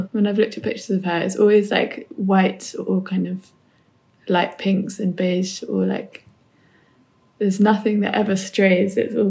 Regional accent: New Forest, South East England, United Kingdom; where I grew up in the New Forest

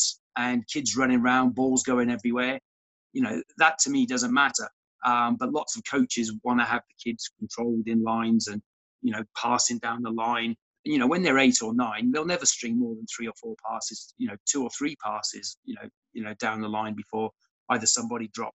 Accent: Cardiff, Wales, United Kingdom; moved away as an adult; also born or lived in Australia / Bath; when I was 9 years old, my parents moved to Cardiff.

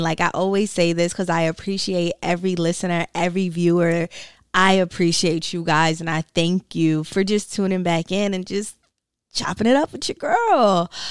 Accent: Brooklyn, New York, United States; I am from Brooklyn, New York, raised by a Caribbean mom.

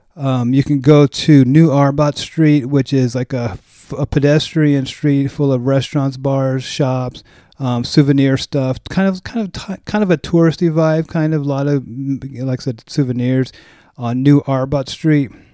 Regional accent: United States; as an American

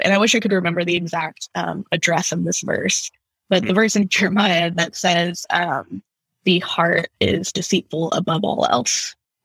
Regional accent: outside of Houston, Texas, United States; I grew up in the Bible Belt. I grew up outside of Houston

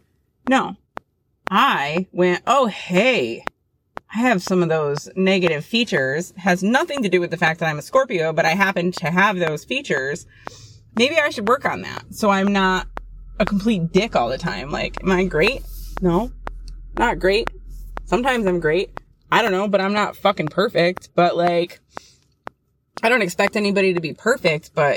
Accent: United States; as an American

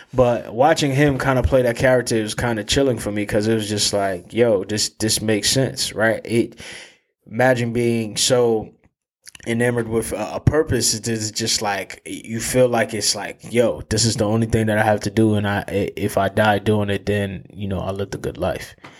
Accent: New Haven, Connecticut, United States; growing up in New Haven and having that tie to New Haven

